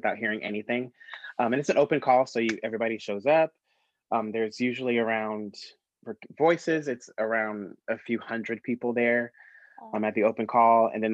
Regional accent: Brooksville, Florida, United States; I was born and raised in Florida. I was born in Brooksville, Florida, which is north of Tampa

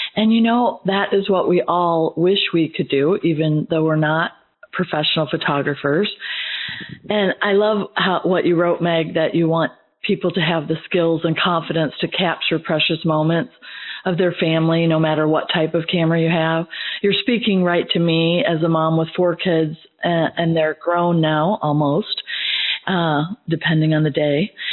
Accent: Midwest, United States; now in Georgia, United States; as a Midwesterner myself

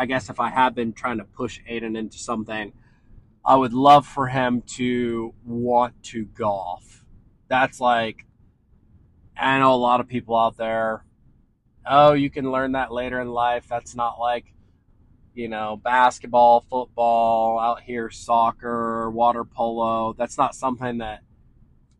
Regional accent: Ohio, United States; also born or lived in Washington State; now in San Diego, United States; if I were still living back home in Ohio, I would have my kid play in every sport because that's just what you do in that environment. And that's what everyone does back in my hometown

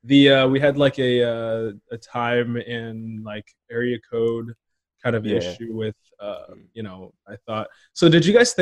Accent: Portland, Oregon, United States; now in Los Angeles, United States; I'm from Portland. I live in LA now, but like, it's weird having that little, like, it's a small, big town.

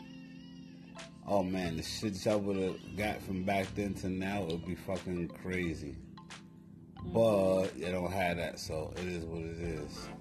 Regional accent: New York City, New York, United States; I'm from Harlem

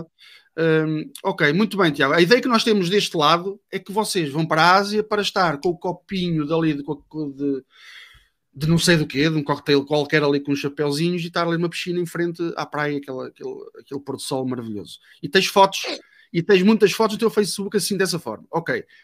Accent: Vila Nova de Gaia, Norte, Portugal; Sou português, sou do norte, de Vila Nova de Gaia

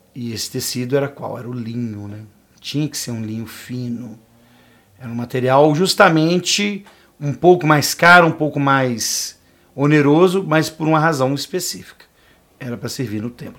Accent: Minas Gerais, Brazil; eu falando como um bom mineiro

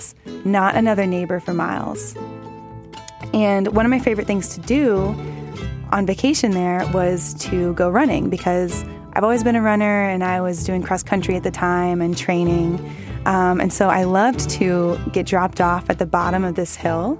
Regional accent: Houston, Texas, United States; now in Los Angeles, United States; I'm from Houston

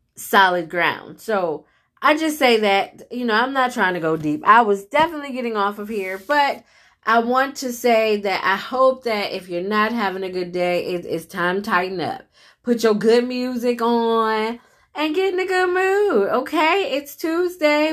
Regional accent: United States; myself being an American

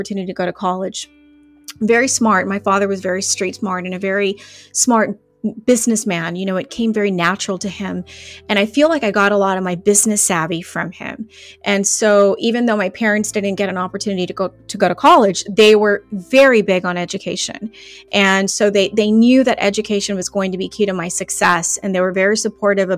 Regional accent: McAllen, Texas, United States; also born or lived in Laredo, Texas; I was born in Laredo, Texas, but I was raised here in McAllen

